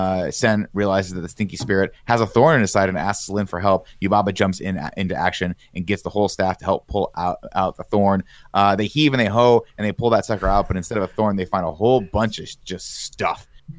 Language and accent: English; Laughlin, Nevada, United States; I'm from Laughlin, Nevada.